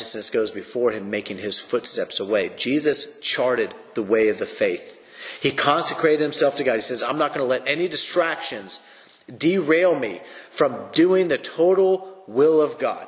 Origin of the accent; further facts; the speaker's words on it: United States; For me as an American